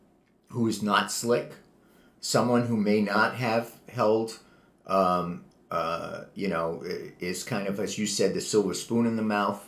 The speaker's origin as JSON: {"language": "English", "town": "Providence", "region": "Rhode Island", "country": "United States", "tie": "born or raised there", "moved": "as an adult", "lives_now": "California, United States", "said": "I was born and brought up in Providence, Rhode Island"}